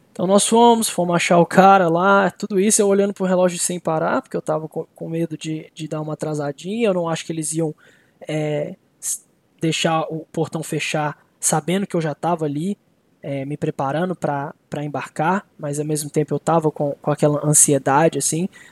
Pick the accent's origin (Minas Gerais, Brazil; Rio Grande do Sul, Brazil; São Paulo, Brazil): Minas Gerais, Brazil; Belo Horizonte; moved away as an adult; now in Minnesota, United States; eu sou de Belo Horizonte, eu tava co, em Belo Horizonte com a minha família.